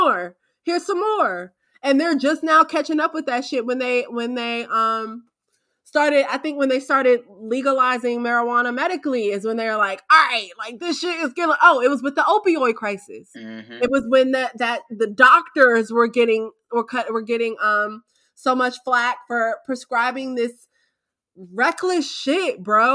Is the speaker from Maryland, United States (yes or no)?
yes; Wheeler Road, Maryland side, United States; I grew up on Wheeler Road, but it was on the Maryland side.